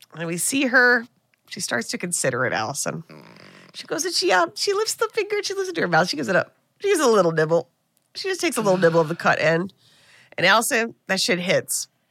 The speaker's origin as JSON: {"language": "English", "country": "United States", "said": "as an American"}